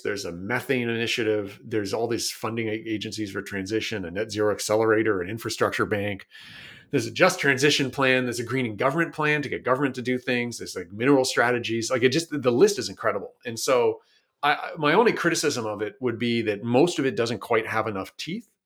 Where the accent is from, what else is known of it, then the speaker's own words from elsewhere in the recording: Toronto, Ontario, Canada; now in Vancouver, Canada; I'm Canadian. I grew up in Toronto, Ontario, but I live out here in, uh, Vancouver, British Columbia now.